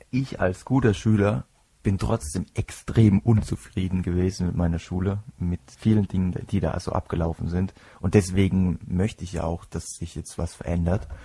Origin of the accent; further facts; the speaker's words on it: Kuhardt, Rhineland-Palatinate, Germany; Ich komme aus Kuhhart. Kombination ist, und wer mich kennt, der weiß, dass ich manchmal auch selbst schmunzeln muss, wenn ich mich irgendwo vorstelle. Kuhhart ist ein 2000 Seelendörflein im Herzen der Pfalz.